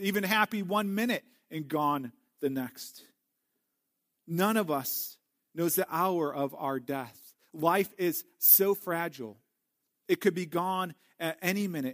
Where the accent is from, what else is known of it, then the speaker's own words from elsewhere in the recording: St. Louis, Missouri, United States; Growing up in Saint Louis